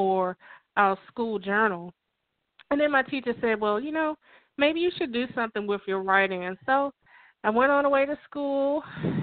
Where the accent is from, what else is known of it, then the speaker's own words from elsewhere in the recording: Washington, District of Columbia, United States; moved away as an adult; also born or lived in suburban Maryland; now in Maryland, United States; I'm from Washington, D.C. I currently live in suburban Maryland.